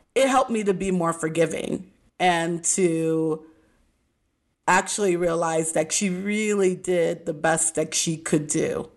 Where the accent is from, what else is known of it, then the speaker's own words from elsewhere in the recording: Midwest, United States; moved away; also born or lived in Texas; I was raised in the Midwest, and we were in the Bible Belt of Texas